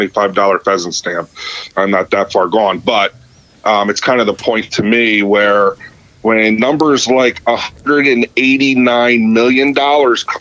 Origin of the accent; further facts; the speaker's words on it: Pennsylvania, United States; I am from Pennsylvania